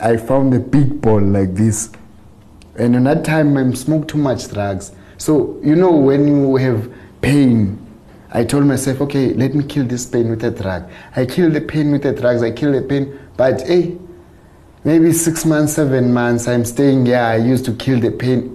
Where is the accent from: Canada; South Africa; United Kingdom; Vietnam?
South Africa; Eastern Cape; moved away; I was born in Eastern Cape. Yeah, I'm growing up with a grandmother in a nice place.